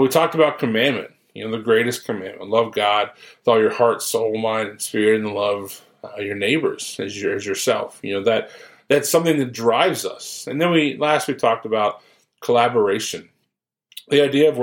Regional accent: Ohio, United States; moved away as an adult; now in Follansbee, United States; I'm from Ohio, so I grew up there

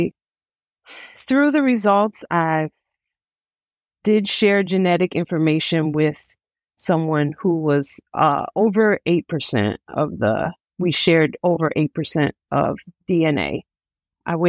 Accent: Detroit, Michigan, United States; I was born and raised in Detroit, Michigan

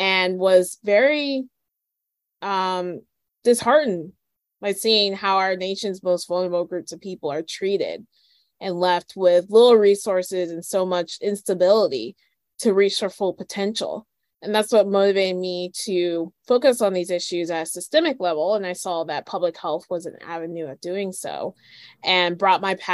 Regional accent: Northern Virginia, United States; also born or lived in Miami, Florida; I'm from Northern Virginia, the DC area.

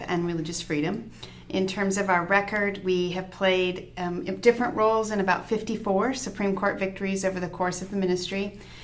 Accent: Washington, United States; moved away as an adult; also born or lived in Seattle; now in Arizona, United States; I've spent my whole life there, except while I was in law school, so born and raised in Washington.

